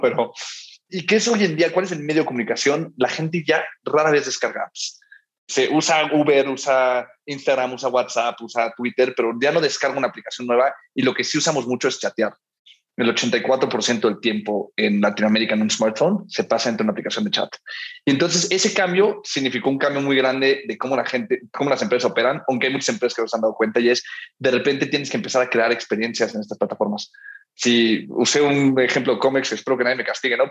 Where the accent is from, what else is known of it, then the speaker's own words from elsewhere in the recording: Miami, Florida, United States; now in Mexico City, Mexico; yo crecí en Miami